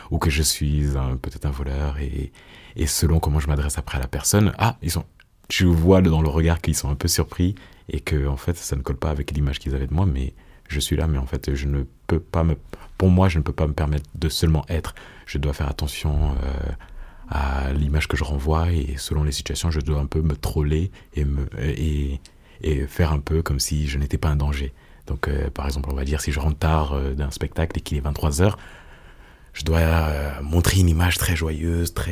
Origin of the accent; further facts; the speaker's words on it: Cameroon; je suis camerounais, je suis noir.